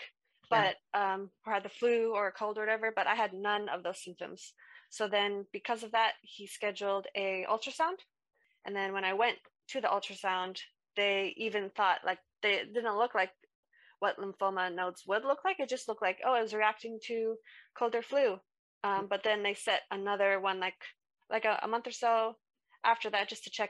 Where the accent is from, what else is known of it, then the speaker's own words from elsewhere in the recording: United States; moved away as an adult; now in United Kingdom; I'm from America, so I moved here to the UK in 2019